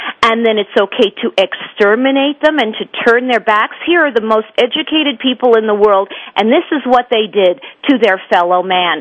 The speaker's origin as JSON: {"language": "English", "town": "Montreal", "region": "Quebec", "country": "Canada", "tie": "born or raised there", "said": "when I was growing up in Montreal"}